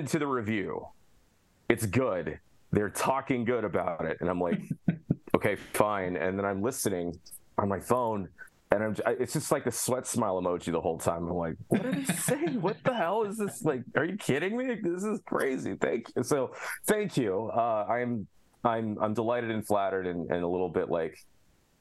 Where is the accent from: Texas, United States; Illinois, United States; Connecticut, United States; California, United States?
Illinois, United States; Alpha; my hometown of Alpha, Illinois